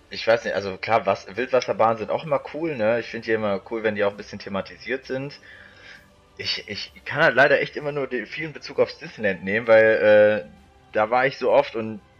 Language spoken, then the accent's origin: German; St. Tönis, North Rhine-Westphalia, Germany; Also ich bin früher bei unserem Dorf, wo ich herkomme, aus St. Tönis, da gab es immer eine Mini-Kirmes im Frühling und im Herbst.